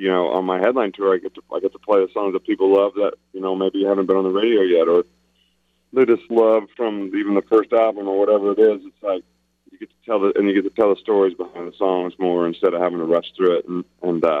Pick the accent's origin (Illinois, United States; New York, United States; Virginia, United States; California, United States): Illinois, United States; I'm from Illinois